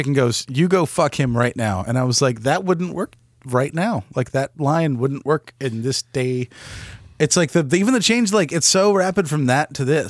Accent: United States; in my neighborhood growing up in Montgomery County, they made a point to put low income and middle income next to each other.

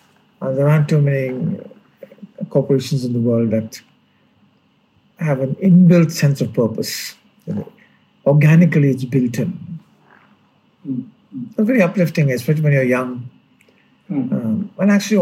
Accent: Mavelikara, Kerala, India; born there; I was born in Kerala, yes.

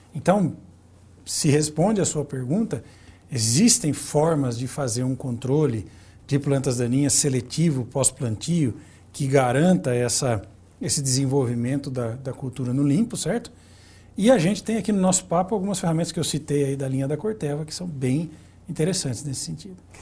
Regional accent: Santa Bárbara d'Oeste, São Paulo, Brazil; Eu que sou da, da cidade de Santa Bárbara do Oeste

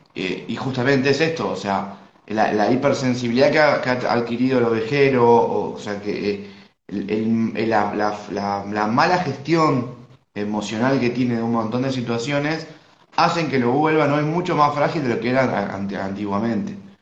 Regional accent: Argentina; soy de Argentina

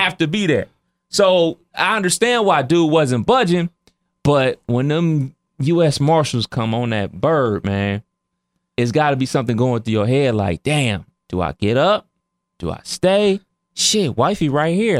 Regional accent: Cleveland, Ohio, United States; that's my hometown

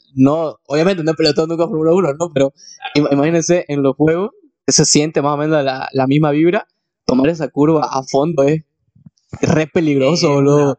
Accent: Santa Cruz de la Sierra, Santa Cruz, Bolivia; nosotros somos de Santa Cruz, Bolivia

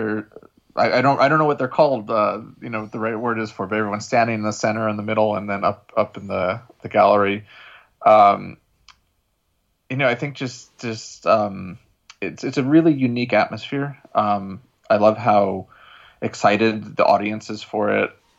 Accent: United States; now in Shanghai, China; my wife and I'm from New York or New Jersey. I have family in Jersey and in New York

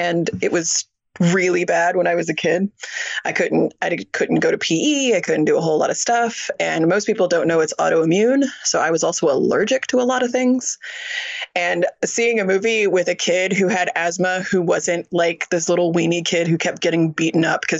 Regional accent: Franklin, Tennessee, United States; I grew up in Franklin, Tennessee

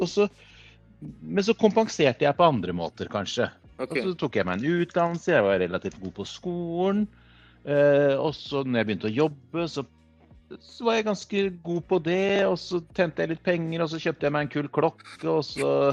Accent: Kongsberg, Buskerud, Norway; Jeg kommer fra Kongsberg

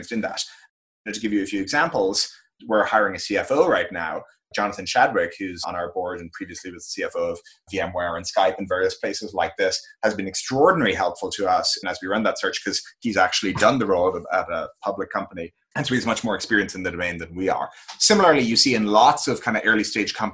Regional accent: Ireland; moved away as an adult; also born or lived in San Francisco, United States; now in United States; I grew up in Ireland. I spent all my years there until I moved out to the United States for college

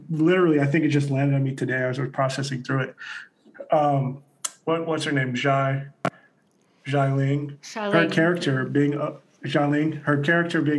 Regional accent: United States; I grew up Black in America, African American

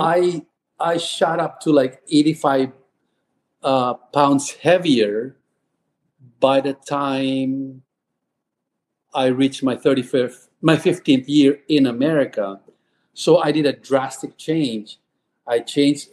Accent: Philippines; moved away as an adult; also born or lived in Texas; now in United States; I was born and raised in the Philippines

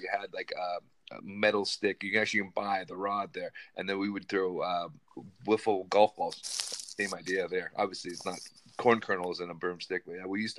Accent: Seattle, Washington, United States; moved away; I'm from Seattle originally

